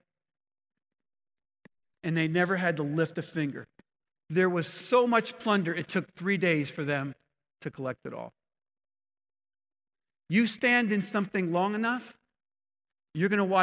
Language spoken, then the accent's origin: English; New Jersey, United States; I grew up in New Jersey